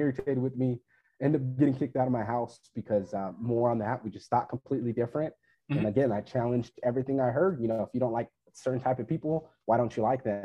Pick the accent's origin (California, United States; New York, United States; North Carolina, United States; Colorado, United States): California, United States; Fresno; I'm originally from Fresno, California